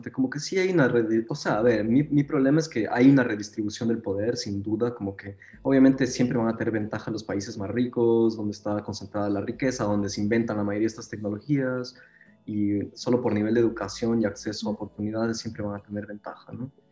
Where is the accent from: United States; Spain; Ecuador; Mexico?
Ecuador; now in Berlin, Germany; Eh, yo soy de Ecuador.